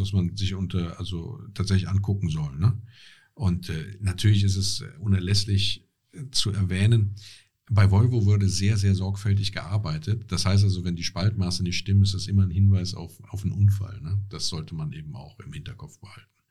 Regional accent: Essenheim, Rhineland-Palatinate, Germany; ich komme aus Essenheim

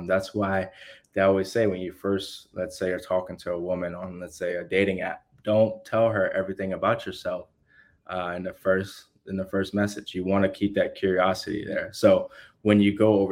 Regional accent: United States

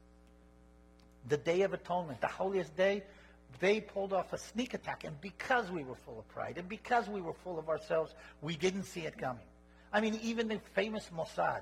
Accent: Jerusalem, Jerusalem District, Israel; growing up in Jerusalem in 1967

